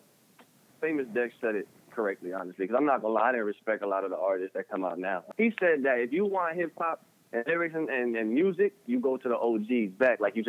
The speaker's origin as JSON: {"language": "English", "town": "Elizabeth", "region": "New Jersey", "country": "United States", "tie": "born or raised there", "also_born_or_lived": "Newark, New Jersey / Kearny, New Jersey / Nutley, New Jersey", "said": "I was born in Newark, New Jersey. And I was raised in Elizabeth, New Jersey."}